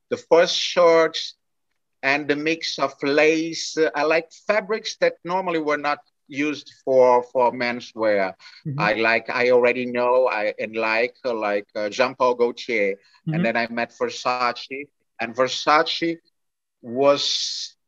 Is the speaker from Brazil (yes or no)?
yes; Brazil; English is a second language; also born or lived in France; I was coming from Brazil